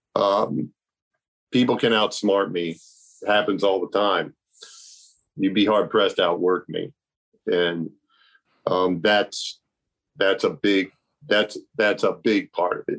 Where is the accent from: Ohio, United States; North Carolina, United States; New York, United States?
Ohio, United States; Milford; also born or lived in Coshocton, Ohio / Lancaster, Ohio; I was born in Coshocton, and then we moved to Lancaster, and then we finally moved to Milford